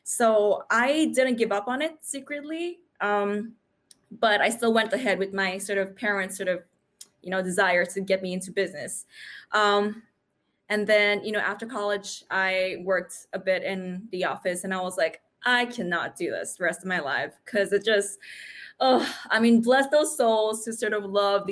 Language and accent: English; Indonesia; also born or lived in New York City, United States; now in Sydney, Australia; I grew up in Indonesia, which is a little southeastern sort of archipelago of islands.